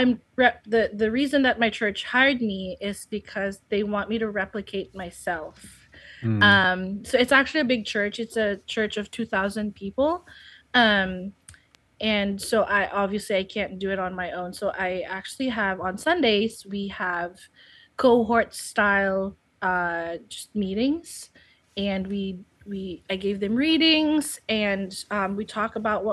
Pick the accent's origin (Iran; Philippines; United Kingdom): Philippines; English is a second language; moved away as an adult; now in United States; I was intending to go back to the Philippines after studying.